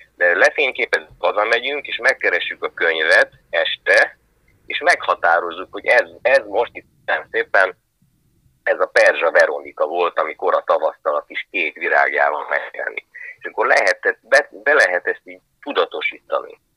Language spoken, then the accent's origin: Hungarian; Hungary; itt születtem, és hogy, hogy csupa vízi ember volt a, az ősöm